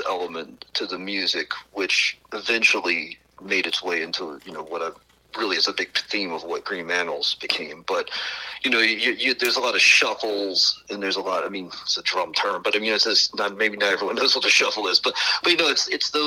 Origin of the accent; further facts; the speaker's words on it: New Orleans, Louisiana, United States; also born or lived in West Palm Beach, Florida; I was born in West Palm Beach, Florida, but when I was about a year old, we moved to the New Orleans area. We've kind of lived right around, either in New Orleans or around New Orleans for most of my life afterwards